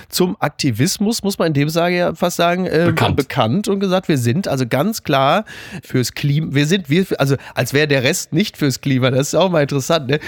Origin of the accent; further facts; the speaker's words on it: Germany; wir lernen ja alle jetzt als Deutsche im Kollektiv mehr Pragmatismus